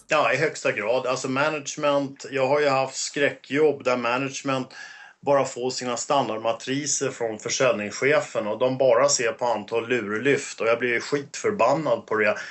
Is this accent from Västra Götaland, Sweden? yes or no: no; Stockholm, Stockholm County, Sweden; accent: 08 (Stockholm dialect); also born or lived in Åkersberga; Jag är 08, jag är söderkis så att absolut, det reflekterar ju min Eh, 08-dialekt, så att eh, uppväxt på Söder